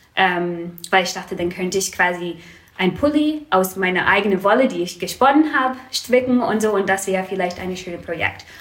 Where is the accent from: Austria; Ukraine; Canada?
Canada; Vancouver, British Columbia; German is a second language; moved away as an adult; now in Marburg, Germany; Also ich komme aus Vancouver. Ähm, das ist eine ziemlich große Stadt.